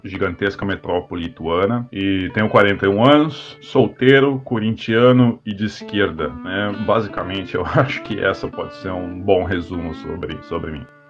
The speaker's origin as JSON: {"language": "Portuguese", "country": "Brazil", "also_born_or_lived": "Florida", "moved": "as an adult", "lives_now": "United States", "said": "quando eu vim morar nos Estados Unidos, essa identificação como brasileiro ela cresceu demais"}